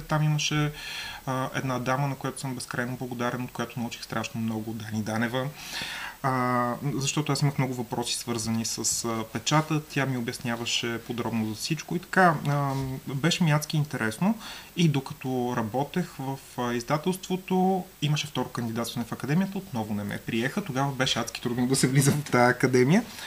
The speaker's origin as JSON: {"language": "Bulgarian", "town": "Burgas", "region": "Burgas Province", "country": "Bulgaria", "moved": "as an adult", "lives_now": "Sofia, Bulgaria", "said": "аз съм от Бургас, но преместих се в София"}